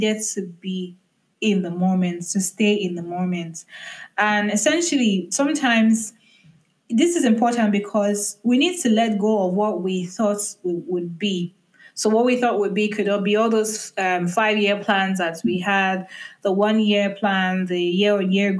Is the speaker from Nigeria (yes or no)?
yes; Nigeria; being a Nigerian